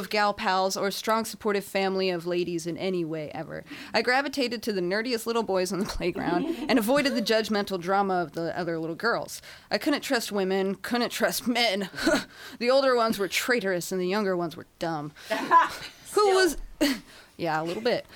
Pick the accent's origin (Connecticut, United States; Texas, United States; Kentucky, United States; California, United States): California, United States; Inland Empire; I hail from the Inland Empire